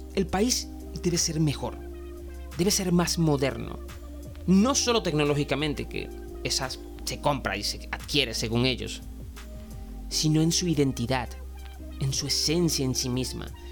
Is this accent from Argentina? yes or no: no; Venezuela; cuando veía Historia de Venezuela en la escuela y en el liceo